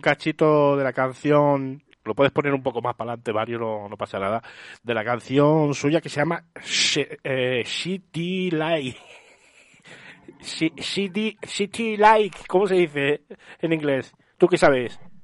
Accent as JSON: {"language": "Spanish", "town": "Getafe", "region": "Community of Madrid", "country": "Spain", "said": "yo soy de Getafe"}